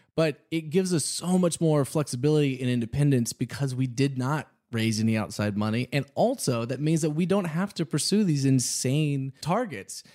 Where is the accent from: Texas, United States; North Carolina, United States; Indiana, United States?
Texas, United States; Houston; also born or lived in Austin; growing up in Texas, of course, I wore cowboy boots.